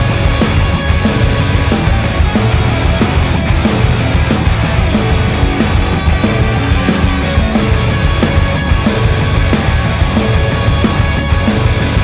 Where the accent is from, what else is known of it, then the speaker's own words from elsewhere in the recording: Indiana, United States; I grew up in Indiana